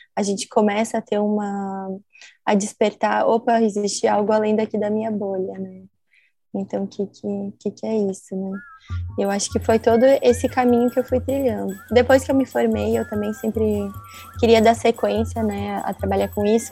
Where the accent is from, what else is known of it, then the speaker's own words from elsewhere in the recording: Santa Maria, Rio Grande do Sul, Brazil; now in Porto Alegre, Brazil; Sou natural de Santa Maria, do Rio Grande do Sul